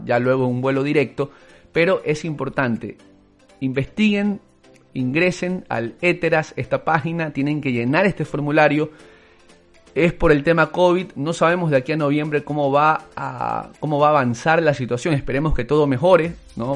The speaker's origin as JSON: {"language": "Spanish", "country": "Ecuador", "said": "en Ecuador solo el 20% fuéramos ecuatorianos"}